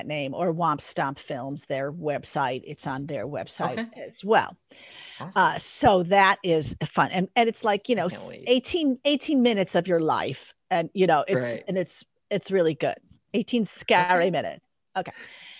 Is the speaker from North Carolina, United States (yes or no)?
no; Park Ridge, Illinois, United States; moved away as an adult; also born or lived in Kalamazoo, Michigan; now in Los Angeles, United States; I was very honored to play someone from my hometown, Parkridge, Illinois.